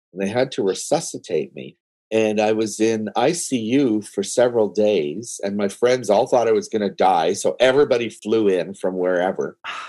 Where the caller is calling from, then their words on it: Toronto, Ontario, Canada; I'm downtown Toronto.